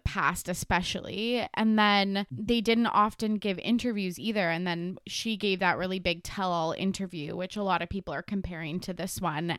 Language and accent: English; Canada; every single city is a small town. Like even our biggest ones